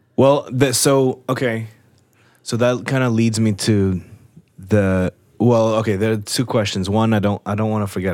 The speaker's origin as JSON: {"language": "English", "region": "New Jersey", "country": "United States", "said": "I'm from Jersey and we had basements"}